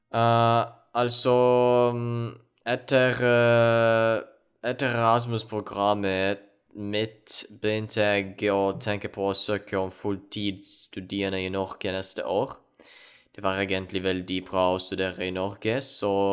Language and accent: Norwegian; Ukraine; Norwegian is a second language; moved away as an adult; also born or lived in Poland / Norway; jeg kommer opprinnelig fra Ukraina